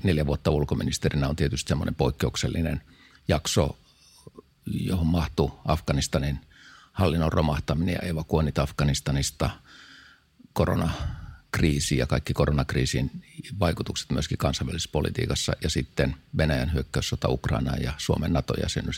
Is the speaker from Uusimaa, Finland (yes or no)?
yes; Helsinki, Uusimaa, Finland; mä oon helsinkiläinen syntynyt Herttoniemen kaupungin vuokratalo